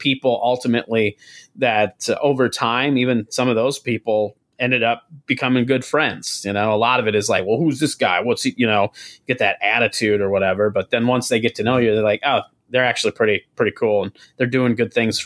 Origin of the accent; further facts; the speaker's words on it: South Dakota, United States; moved away as an adult; also born or lived in San Diego, California; now in St. Paul, United States; when I moved from South Dakota originally